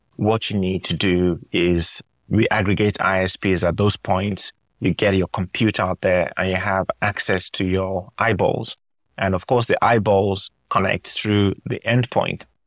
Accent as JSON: {"language": "English", "country": "Nigeria", "tie": "born or raised there", "also_born_or_lived": "United Kingdom", "moved": "yes", "said": "I was born in Nigeria, Nigerian dad, British mom"}